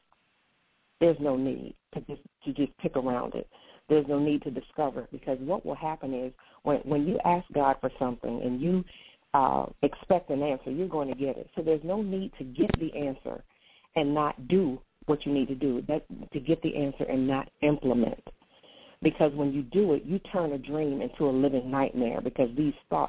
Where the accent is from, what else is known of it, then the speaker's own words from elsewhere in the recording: North Carolina, United States; also born or lived in Portsmouth; spent most of my life in North Carolina